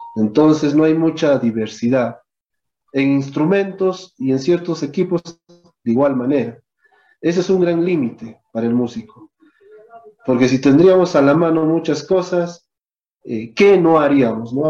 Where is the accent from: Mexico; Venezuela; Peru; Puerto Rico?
Peru; nuestra historia de acá como peruanos